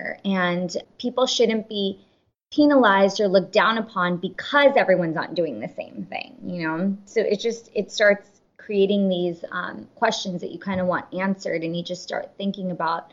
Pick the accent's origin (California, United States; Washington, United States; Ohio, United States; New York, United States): California, United States; we are first generation, born and raised in California